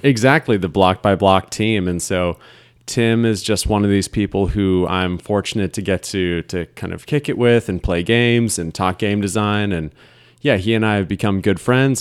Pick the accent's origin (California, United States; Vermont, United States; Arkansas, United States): Vermont, United States; Burlington; moved away as an adult; also born or lived in Ohio; now in Philadelphia, United States; I was born in Ohio, but moved pretty early on to Vermont